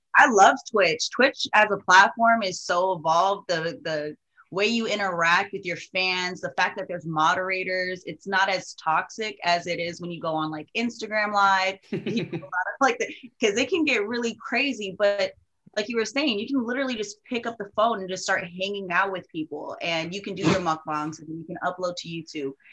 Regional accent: Oahu, Hawaii, United States; I'm from Oahu

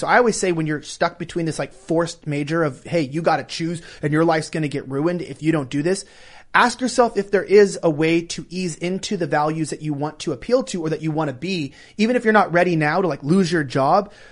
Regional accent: California, United States; moved away as an adult; I'm born and raised in California

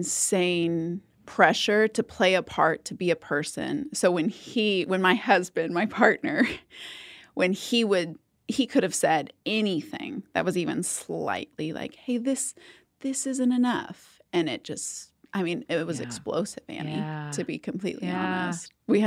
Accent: South Texas, United States; so I'm from South Texas.

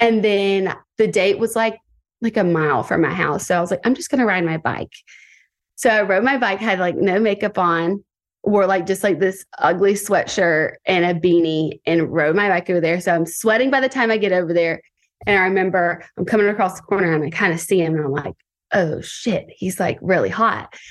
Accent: Tuscaloosa, Alabama, United States; now in Santa Monica, United States; I am twenty-eight years old, and I am from Tuscaloosa, Alabama

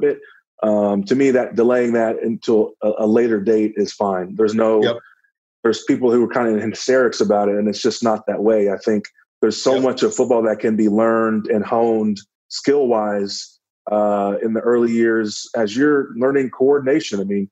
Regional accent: Dallas, Texas, United States; it was in my hometown, so that was cool. I had friends and family there in Dallas

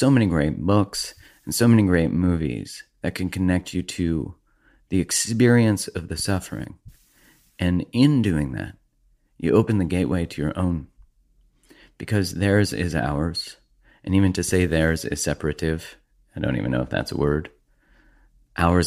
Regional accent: Canada; being a Canadian

